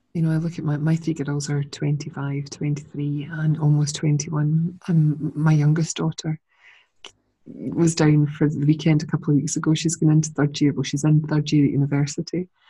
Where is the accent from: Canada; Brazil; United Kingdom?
United Kingdom; Scotland; accent: Scottish; my lovely Scottish accent